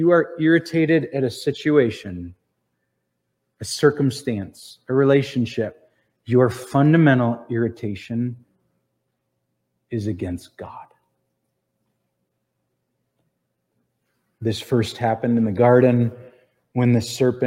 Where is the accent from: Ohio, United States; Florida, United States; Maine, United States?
Ohio, United States; we're from Ohio